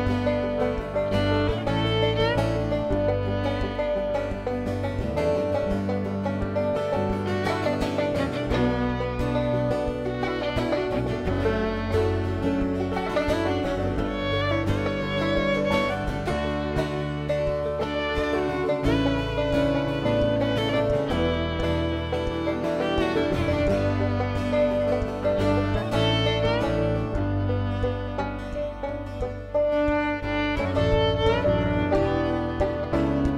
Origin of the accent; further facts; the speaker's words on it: Montreal, Quebec, Canada; we come from Montreal, Quebec